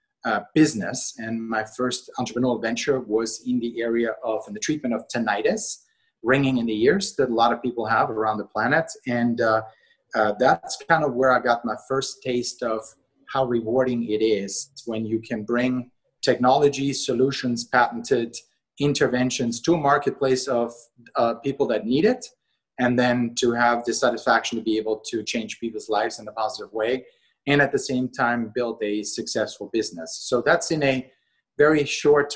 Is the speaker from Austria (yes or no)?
yes; Austria; moved away; I was born and raised in Austria, not to be confused with Australia